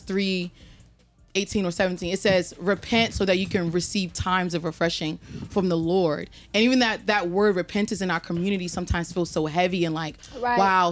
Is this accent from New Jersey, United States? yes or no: yes; New Jersey, United States; I'm from New Jersey